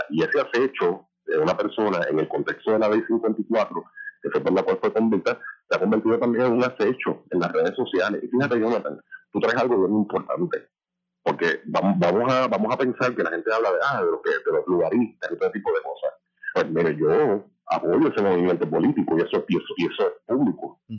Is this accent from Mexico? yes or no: no; Puerto Rico; nosotros como puertorriqueños, y puertorriqueños queremos ser